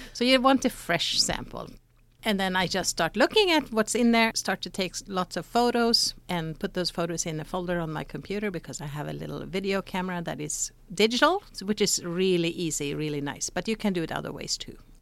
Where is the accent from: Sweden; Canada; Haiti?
Sweden; moved away as an adult; now in United States; I grew up in Sweden